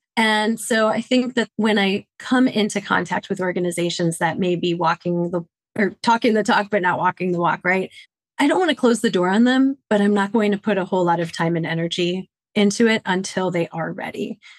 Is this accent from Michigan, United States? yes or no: yes; Detroit, Michigan, United States; now in Washington, D.C., United States; born and bred in Detroit, Michigan